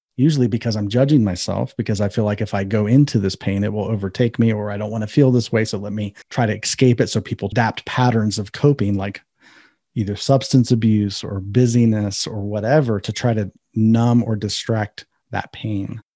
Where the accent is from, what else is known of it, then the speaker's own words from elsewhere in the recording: Ohio, United States; I'm from Ohio.